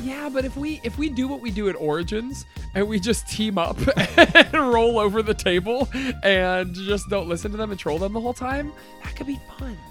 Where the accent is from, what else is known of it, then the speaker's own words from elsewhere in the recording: Canada; we're Canadian.